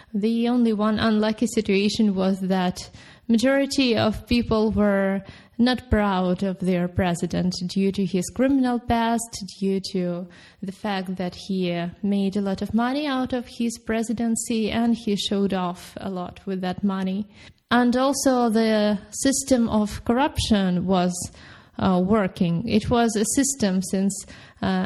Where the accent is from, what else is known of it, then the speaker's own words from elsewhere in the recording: Ukraine; moved away as an adult; also born or lived in Kyiv, Ukraine; now in Wrocław, Poland; I am originally from Ukraine, where I lived for the most of my life.